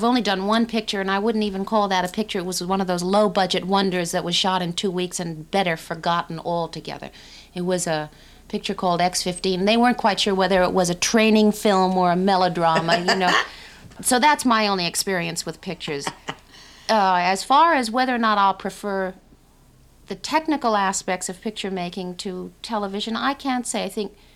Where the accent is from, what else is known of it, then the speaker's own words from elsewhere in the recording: Brooklyn, New York, California, United States; New York, Brooklyn.